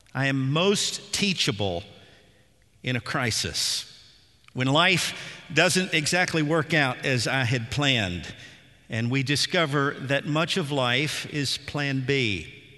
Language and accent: English; Nashville, Tennessee, United States; as a boy growing up in Nashville in the seventies